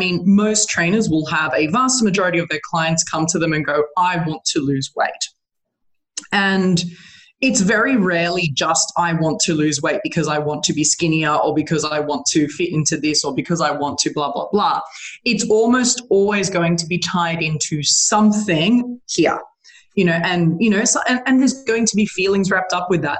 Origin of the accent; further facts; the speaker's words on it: Australia; I'm an Australian